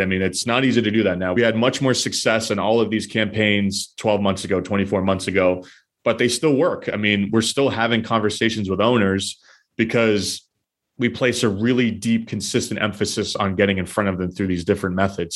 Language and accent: English; New Hampshire, United States; now in Boston, United States; I grew up in New Hampshire and I'm currently live in Boston